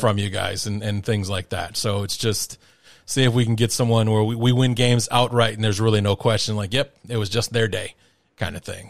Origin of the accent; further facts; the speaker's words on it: Chicago, Illinois, United States; I'm, I'm from Chicago